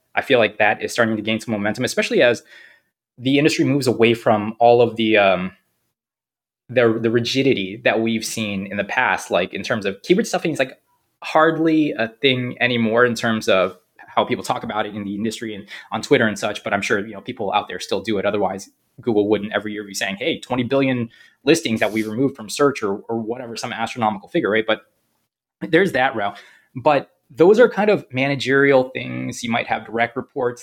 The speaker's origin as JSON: {"language": "English", "town": "San Jose", "region": "California", "country": "United States", "also_born_or_lived": "Korea", "moved": "yes", "lives_now": "Cranston, United States", "said": "I'm originally from San Jose, California"}